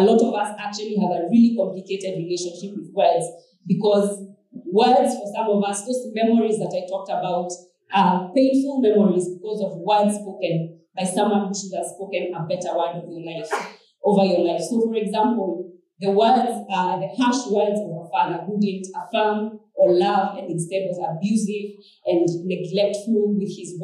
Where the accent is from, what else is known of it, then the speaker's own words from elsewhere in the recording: Kenya; growing up in Kenya in those days when KBC was the only form of entertainment